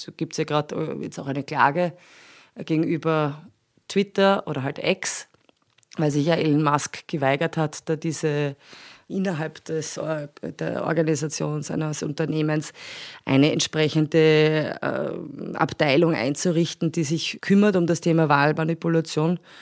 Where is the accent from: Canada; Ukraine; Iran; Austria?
Austria; bei uns in Österreich